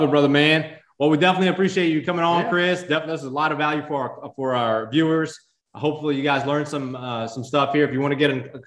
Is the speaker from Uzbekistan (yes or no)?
yes; Uzbekistan; born there; also born or lived in Russia; I was born in Uzbekistan and lived in Russia, so we got to see firsthand how that shithole is.